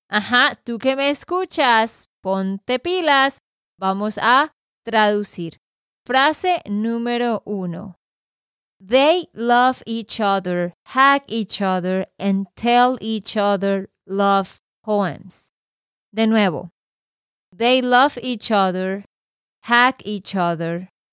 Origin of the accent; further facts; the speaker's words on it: Santander, Colombia; de Santander, Colombia